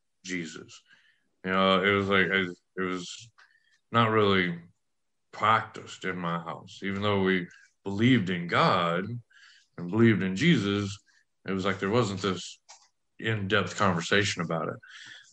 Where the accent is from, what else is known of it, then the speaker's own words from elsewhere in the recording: West Texas, United States; I grew up in West Texas